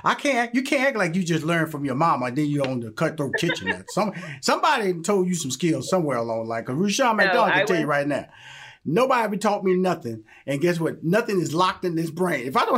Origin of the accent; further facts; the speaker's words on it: Houston, Texas, United States; I'm from Houston, Texas. You know, I love Cajun food.